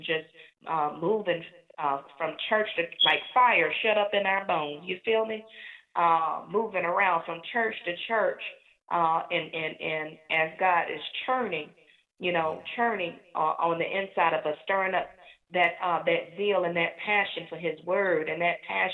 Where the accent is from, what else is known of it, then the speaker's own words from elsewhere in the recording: New Jersey, United States; I'm from New Jersey, and we call it wreck shop in New Jersey